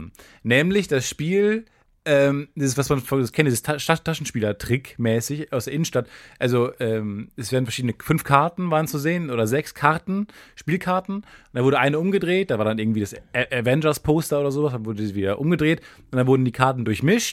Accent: Cologne, North Rhine-Westphalia, Germany; Ich als Kölner

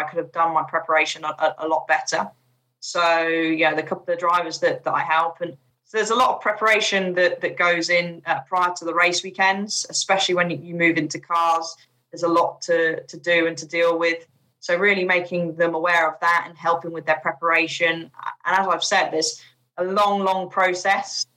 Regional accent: United Kingdom; also born or lived in Chipping Norton; now in Bourton-on-the-Water, United Kingdom; being a British driver

